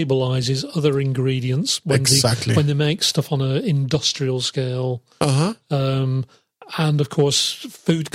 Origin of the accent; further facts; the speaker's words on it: England, United Kingdom; moved away; my home country, England